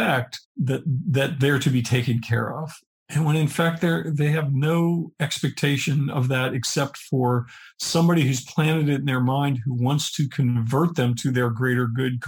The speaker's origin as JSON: {"language": "English", "region": "Pennsylvania", "country": "United States", "tie": "born or raised there", "said": "I grew up in Pennsylvania"}